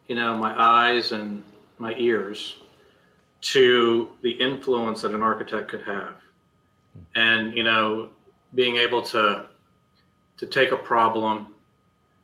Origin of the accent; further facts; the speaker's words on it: Marshalltown, Iowa, United States; I was born and raised in Marshalltown, Iowa